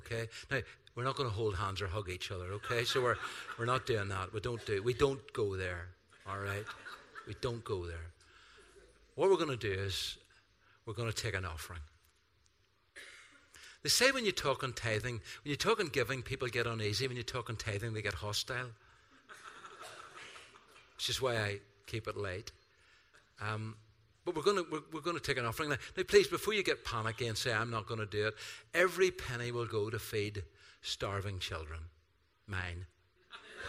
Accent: Ireland; I'm Irish

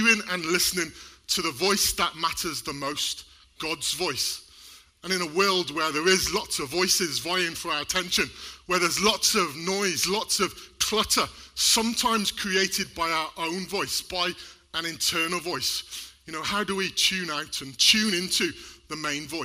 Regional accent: Wales, United Kingdom; We're both from Wales

